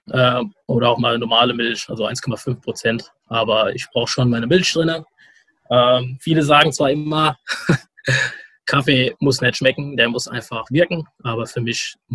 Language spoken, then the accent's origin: German; Frankfurt, Hesse, Germany; oder auch Hanau nicht kennen. Und deswegen sage ich meistens, ich komme aus Raum Frankfurt, also Frankfurt am Main.